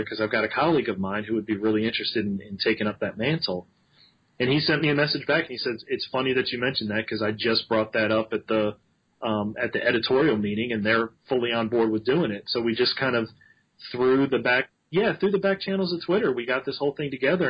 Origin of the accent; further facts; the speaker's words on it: Maryland, United States; moved away; also born or lived in Alabama; I grew up in Maryland